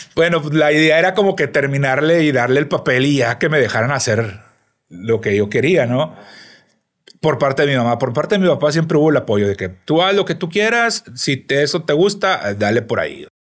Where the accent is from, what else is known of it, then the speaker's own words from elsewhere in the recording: Piedras Negras, Coahuila, Mexico; also born or lived in Mexico City; now in Monterrey, Mexico; Yo soy de Piedras Negras, Coahuila, una ciudad fronteriza